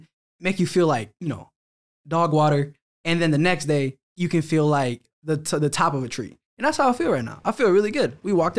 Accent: Philadelphia, Pennsylvania, United States; I'm from Philly.

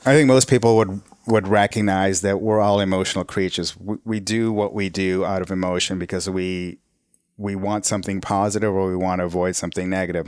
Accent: Canada; also born or lived in Nairobi, Kenya; we came to Canada in nineteen seventy-three. So I was born in Nairobi, Kenya.

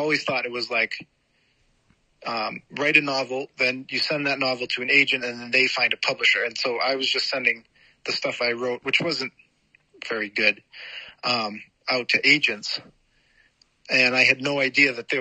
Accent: Massachusetts, United States; moved away as an adult; now in Chicago, United States; I grew up in Massachusetts and then I lived there and my wife got a job out here in Chicago

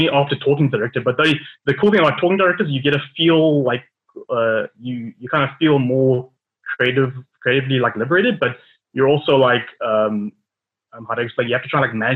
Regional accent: Johannesburg, Gauteng, South Africa; now in Cape Town, South Africa; I'm originally from Johannesburg. I'm a composer based in Cape Town

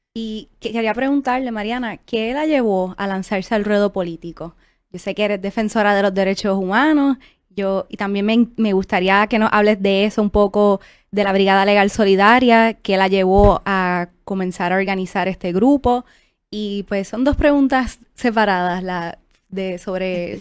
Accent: Isabela, Puerto Rico; yo soy de Isabela

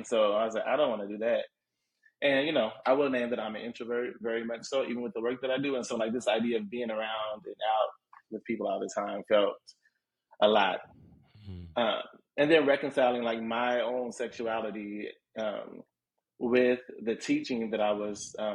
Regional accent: Indianapolis, Indiana, United States; also born or lived in West Coast; now in Chicago, United States; I'm from Indianapolis

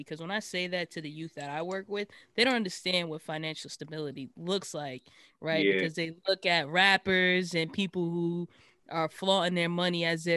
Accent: Boston, Massachusetts, United States; because I'm from Dorchester as well.

